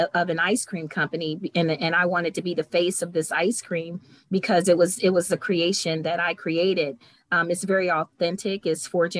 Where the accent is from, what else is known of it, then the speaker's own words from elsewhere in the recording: Cleveland, Ohio, United States; moved away; I'm from Cleveland, but when I moved away and I came home